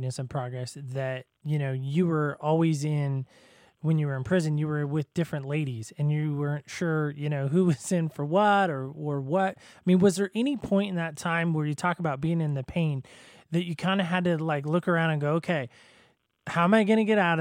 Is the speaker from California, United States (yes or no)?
yes; Southern California, United States; I grew up in Southern California